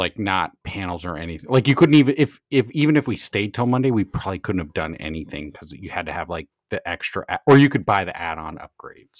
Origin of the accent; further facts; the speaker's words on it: Southern California, United States; growing up in Southern California, SoCal Surfer Boy